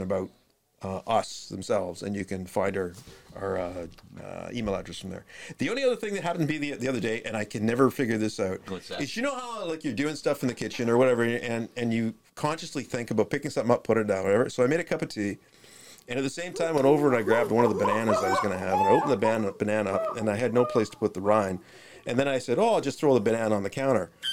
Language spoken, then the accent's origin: English; Durham Region, Southern Ontario, Canada; we're from the Durham region, which is in Southern Ontario